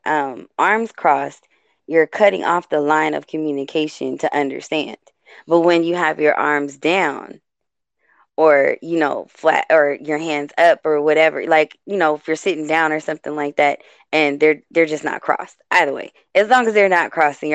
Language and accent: English; West Coast, United States; I'm born and raised on the West Coast.